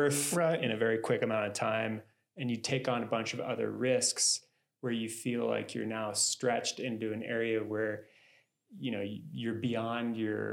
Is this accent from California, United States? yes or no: no; Boulder, Colorado, United States; growing up in Boulder